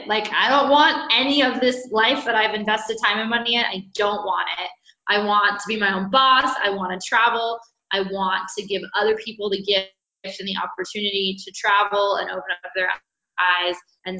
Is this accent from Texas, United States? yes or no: no; Sacramento, California, United States; moved away as an adult; now in Guatemala; I'm 27 years old. I'm originally from Sacramento, California. I love my hometown, but Latin America stole my heart 8 years ago. And so I've kind of been living here on and off